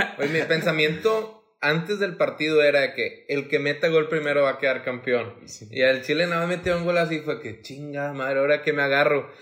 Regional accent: Monterrey, Nuevo León, Mexico; como regio

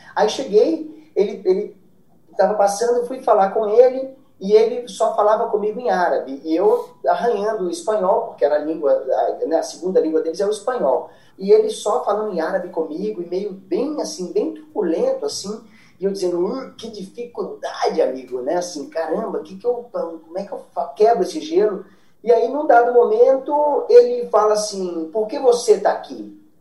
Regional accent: Brazil; eu sou brasileiro

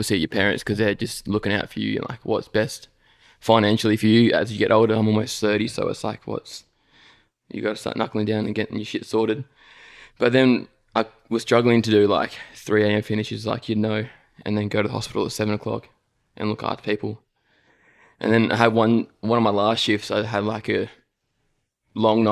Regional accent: Gold Coast, Queensland, Australia; Gold Coast, man. Born and raised. I've only ever lived here

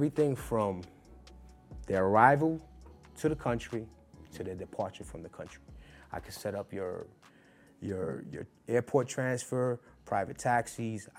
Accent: New York City, New York, United States; And I'm from Brooklyn. I grew up in the hip hop era

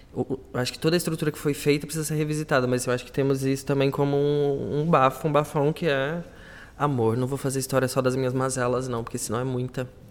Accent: Brazil; now in Portugal; somos brasileiras, né? Somos imigrantes.

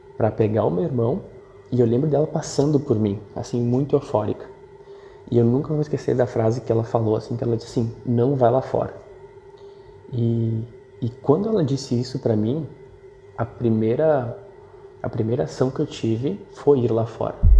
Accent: São Marcos, Rio Grande do Sul, Brazil; Sou natural de São Marcos, uma cidade do interior do Rio Grande do Sul

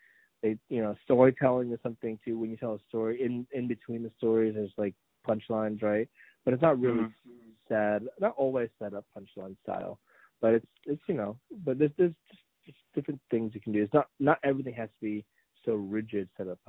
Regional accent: Washington, United States; I'm from Washington.

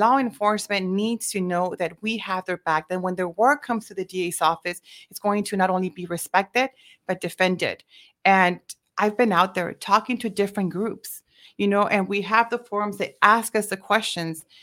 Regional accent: Mission, Texas, United States; born and raised in Mission, Texas

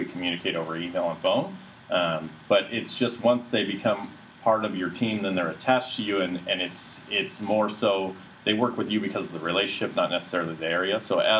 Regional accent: Tustin, California, United States; Born and raised in the city of Tustin, grew up through the Tustin Unified School District

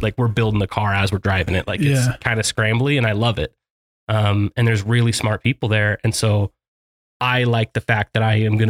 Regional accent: Sandy, Utah, United States; also born or lived in Millcreek, Utah; I grew up here in Salt Lake, mostly out in Sandy

